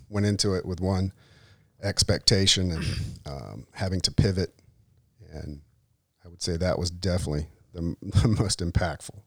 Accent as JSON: {"language": "English", "region": "Delaware", "country": "United States", "said": "from Delaware, from the flatlands, as I'm known"}